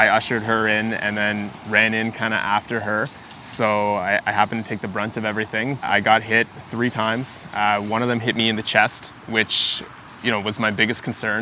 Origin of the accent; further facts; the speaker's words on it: Ottawa, Ontario, Canada; Born and raised in Ottawa, just about 10 minutes from this location here, in Kanata, I guess you could say. I've been here my entire life